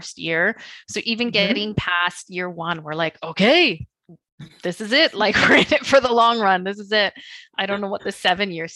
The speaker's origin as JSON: {"language": "English", "town": "Beaumont", "region": "Alberta", "country": "Canada", "tie": "born or raised there", "said": "my hometown, Beaumont."}